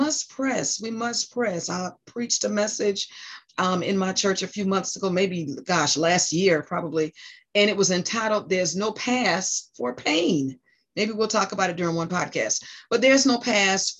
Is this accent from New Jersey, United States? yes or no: yes; New Jersey, United States; moved away; also born or lived in South Carolina / North Carolina; my home state, New Jersey